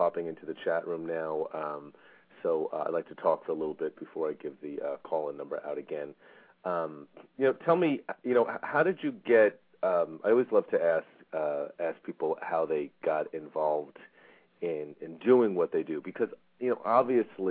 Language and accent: English; Bethpage, New York, United States; I grew up in Bethpage